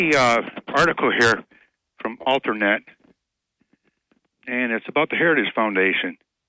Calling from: Binghamton, New York, United States; Hi, this is … from the south side of Binghamton.

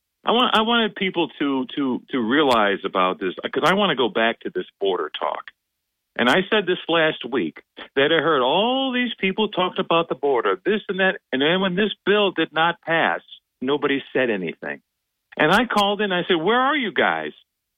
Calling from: Binghamton, New York, United States; from Binghamton, Bob.

